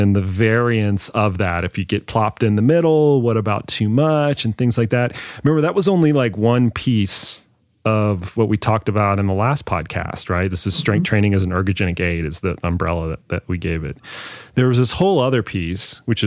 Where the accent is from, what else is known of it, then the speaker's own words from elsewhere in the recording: Dallas, Texas, United States; I grew up in Dallas.